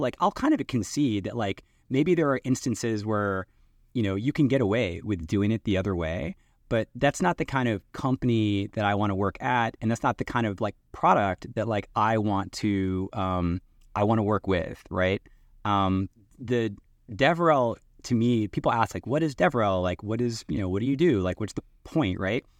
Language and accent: English; East Coast of the U.S., United States; moved away as an adult; now in Seattle, United States; I'm from the East Coast in the U.S. and Microsoft was what brought me out to the West Coast. So I live in Seattle now